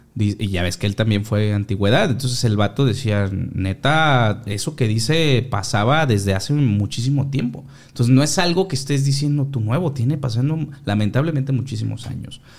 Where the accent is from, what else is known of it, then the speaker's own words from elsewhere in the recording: Mexico; somos mexicanos